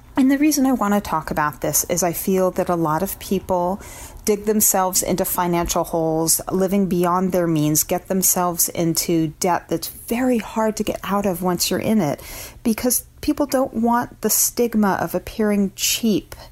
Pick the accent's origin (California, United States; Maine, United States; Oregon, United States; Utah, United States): Oregon, United States; Portland; I'm from Portland, Oregon